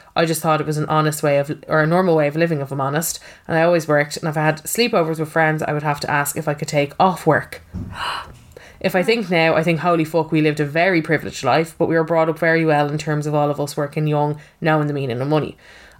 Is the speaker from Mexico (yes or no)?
no; Finglas, Leinster, Ireland; I grew up in Finglas, happy childhood, thought my life was the same as everybody else's.